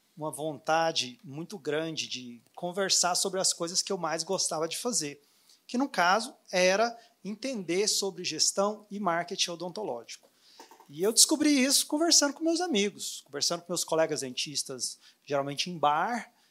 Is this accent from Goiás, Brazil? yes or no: yes; Anápolis, Goiás, Brazil; moved away as an adult; now in Orlando, United States; eu sou vizinho aqui de Brasília, eu sou de Anápolis.